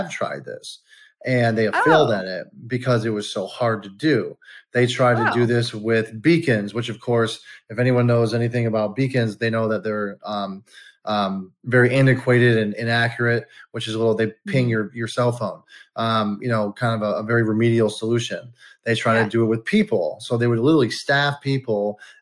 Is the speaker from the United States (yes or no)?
yes; Detroit, Michigan, United States; also born or lived in California; I'm a Detroit guy. I was born in California, but raised in Detroit